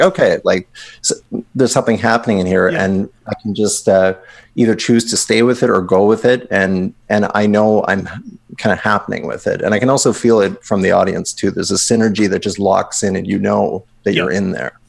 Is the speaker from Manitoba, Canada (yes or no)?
yes; Winnipeg, Manitoba, Canada; moved away as an adult; I'm originally from Winnipeg